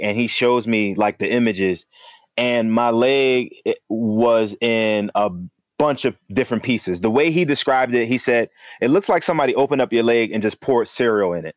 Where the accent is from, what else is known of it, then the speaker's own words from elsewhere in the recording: Philadelphia, Pennsylvania, United States; I'm from Philly originally. Um, I, I, you know, born and raised